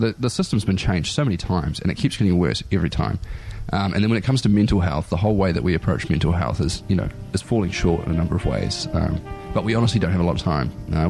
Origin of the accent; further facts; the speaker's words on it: Wellington, New Zealand; moved away as an adult; also born or lived in Rotorua; now in Dunedin, New Zealand; I was born in Rotorua, I spent my high school years in Wellington, and I came down here to study, and I've been living in Dunedin ever since.